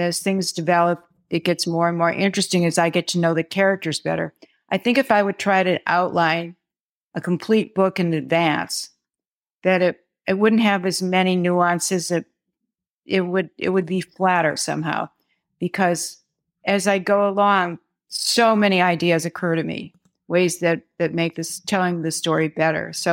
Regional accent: Midwest, United States; now in New York City, United States; I'm a Midwesterner who moved to New York City

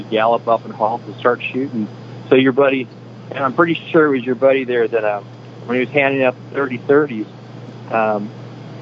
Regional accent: Wisconsin, United States; moved away; I grew up in Wisconsin, but my mom, grandma's side of the family all came from Missouri

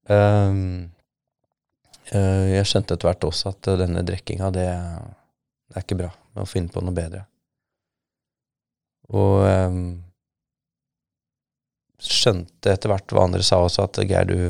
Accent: Somalia; moved away as an adult; now in Norway; Men jeg merket jo en endring allerede i 1995, året etter at jeg kom fra Somalia, at eh, det er noe gærent.

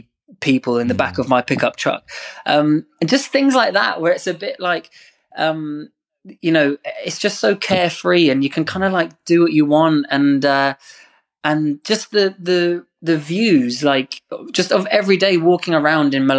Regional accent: England, United Kingdom; I love being English and I love England

